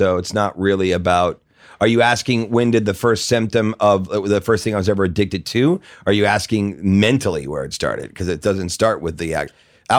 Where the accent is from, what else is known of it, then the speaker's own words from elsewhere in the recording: St. Louis, Missouri, United States; St. Louis, Missouri.